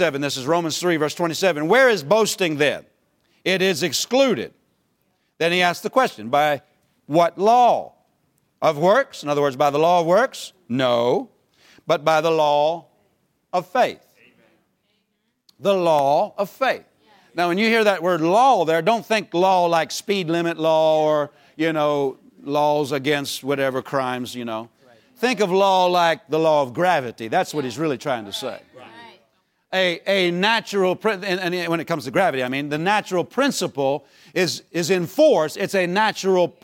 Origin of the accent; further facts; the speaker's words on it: Pennsylvania, United States; moved away as an adult; also born or lived in Tulsa, Oklahoma; we grew up in Pennsylvania